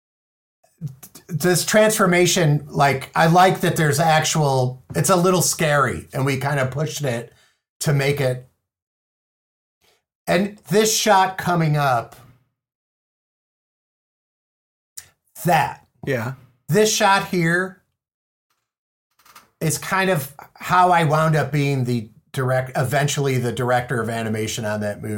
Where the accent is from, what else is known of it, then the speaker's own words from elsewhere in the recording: Chicago, Illinois, United States; I'm from Chicago